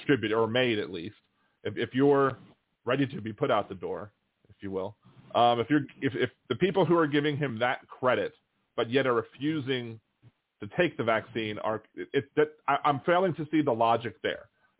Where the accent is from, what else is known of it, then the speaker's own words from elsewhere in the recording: Maryland, United States; now in New Orleans, United States; I was always surprised because I came from Maryland, and in Maryland you have to do an emissions test on your vehicles